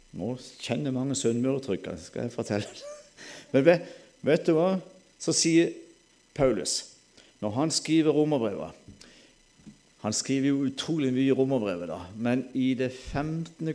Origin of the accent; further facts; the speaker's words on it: Sørlandet, Norway; Alle vet jo jeg er sørlending